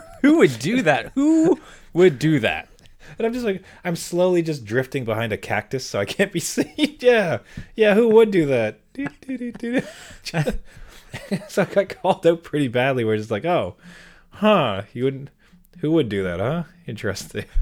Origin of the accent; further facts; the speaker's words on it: Canada; I'm very Canadian in that I have two skin colors